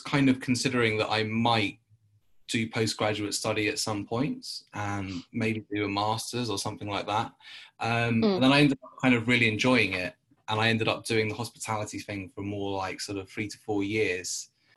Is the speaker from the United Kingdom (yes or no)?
yes; London, United Kingdom; I'm from London